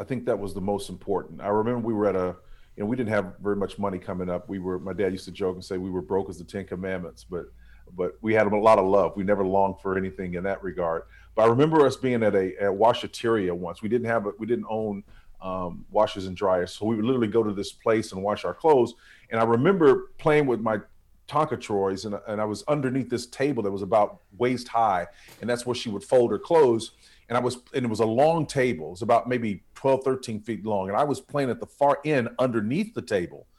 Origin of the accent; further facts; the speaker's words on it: Tulsa, Oklahoma, United States; I was raised in North Tulsa, Oklahoma